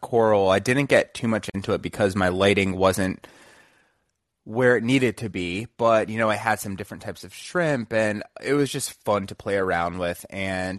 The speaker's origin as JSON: {"language": "English", "region": "New England", "country": "United States", "tie": "born or raised there", "moved": "yes", "said": "I'm from New England originally"}